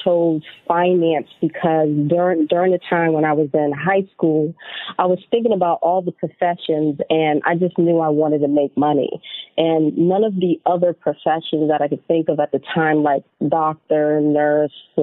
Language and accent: English; Boston, Massachusetts, United States; I grew up in Boston, Massachusetts.